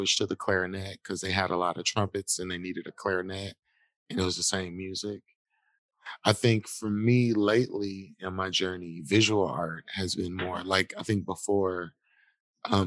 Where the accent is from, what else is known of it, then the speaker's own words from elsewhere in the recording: Milwaukee, Wisconsin, United States; I'm a hometown kid who just loves this city